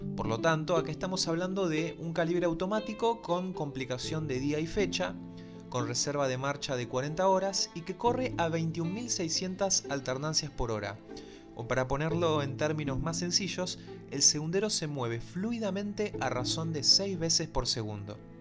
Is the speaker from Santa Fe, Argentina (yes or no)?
no; Buenos Aires, Argentina; como buen porteño que soy, me recuerda al obelisco de la ciudad de Buenos Aires